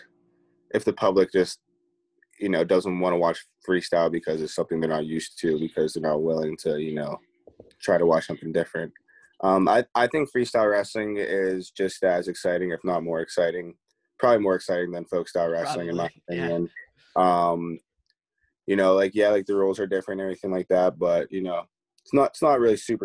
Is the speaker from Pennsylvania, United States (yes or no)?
yes; Pittsburgh, Pennsylvania, United States; I'm from Pittsburgh. So, I grew up city of Pittsburgh, right outside. Little town called Oakwood, like, it's in the city.